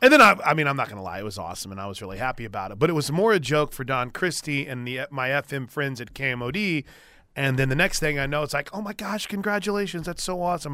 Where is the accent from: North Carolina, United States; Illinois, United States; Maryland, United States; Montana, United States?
Illinois, United States; moved away; I grew up in Illinois